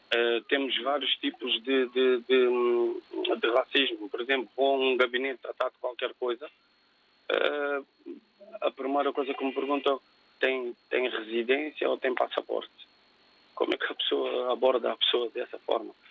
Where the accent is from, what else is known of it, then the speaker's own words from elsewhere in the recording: Amadora, Lisbon, Portugal; eu sou filho de, de pais cabo-verdianos e nasci aqui em Portugal em 1983.